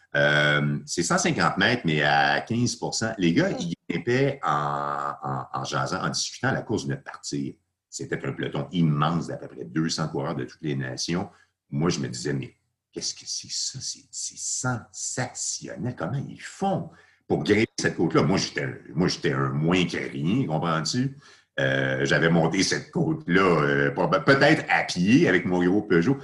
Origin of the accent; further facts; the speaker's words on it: Laval, Quebec, Canada; j'étais parti de chez moi à Saint-Vincent-de-Paul à Laval